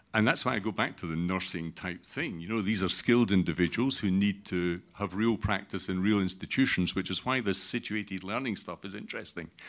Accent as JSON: {"language": "English", "region": "Scotland", "country": "United Kingdom", "said": "I'm Scottish"}